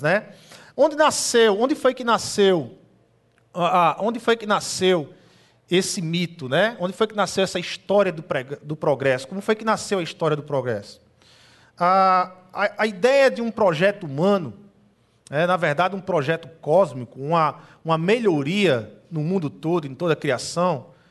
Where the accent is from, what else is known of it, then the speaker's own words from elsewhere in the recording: Brazil; aqui no Brasil, já que nós somos brasileiros